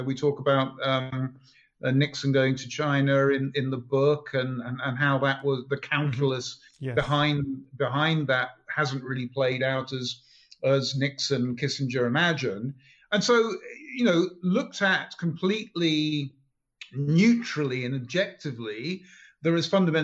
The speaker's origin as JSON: {"language": "English", "region": "England", "country": "United Kingdom", "moved": "as an adult", "lives_now": "United States", "said": "I'm from England"}